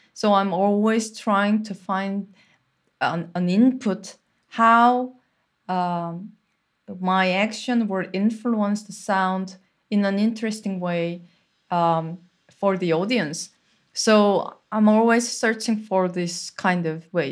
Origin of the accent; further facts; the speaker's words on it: Seoul, South Korea; moved away; I'm from Seoul and there is no single place that you can be quiet there